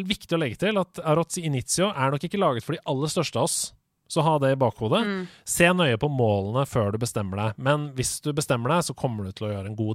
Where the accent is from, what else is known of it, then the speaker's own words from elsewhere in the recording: Sørlandet, Southern Norway, Norway; Jeg kommer fra Sørlandet.